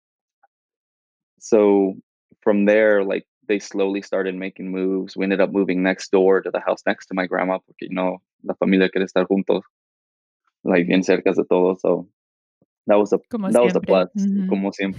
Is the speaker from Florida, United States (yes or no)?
no; Fremont, California, United States; also born or lived in Union City, California; I grew up in the Bay Area, so I've been in the Bay Area all my life